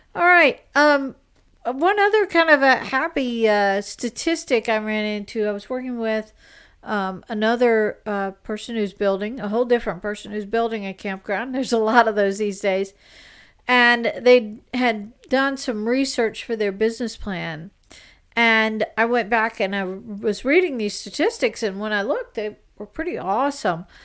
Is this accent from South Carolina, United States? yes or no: yes; South Carolina, United States; South Carolina, my home state.